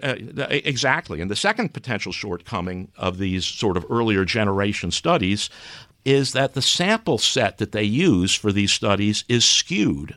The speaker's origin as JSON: {"language": "English", "town": "New York City", "region": "New York", "country": "United States", "tie": "born or raised there", "moved": "yes", "said": "I grew up in New York City."}